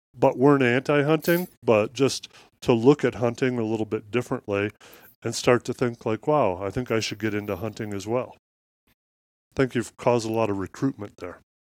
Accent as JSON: {"language": "English", "region": "Midwest", "country": "United States", "tie": "born or raised there", "said": "I grew up in Midwest farmland"}